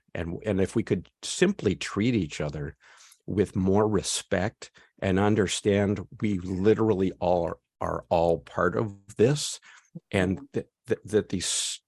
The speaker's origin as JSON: {"language": "English", "region": "California", "country": "United States", "tie": "born or raised there", "said": "I was born in California, lived in California my whole life, very liberal state."}